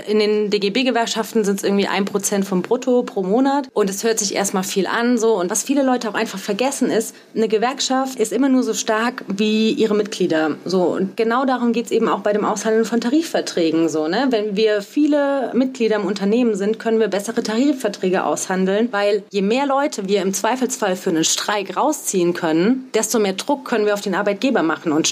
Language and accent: German; Saarland, Germany; Also ich komme ja aus dem Saarland da gibt es ein Wort, das heißt krumpelig